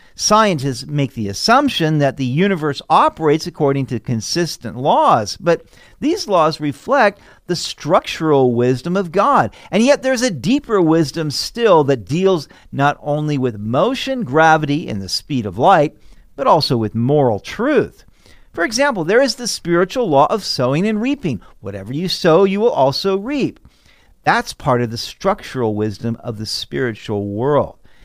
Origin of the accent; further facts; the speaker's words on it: Sacramento, California, United States; I grew up in Sacramento, California.